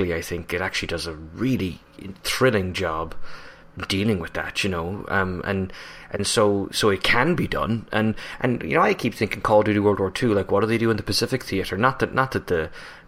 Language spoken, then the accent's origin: English; Ireland; now in United States; an Irish national working in the US